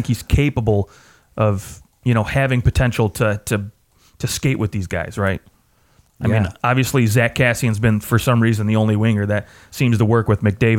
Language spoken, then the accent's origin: English; Detroit, Michigan, United States; my hometown team, the Detroit Red Wings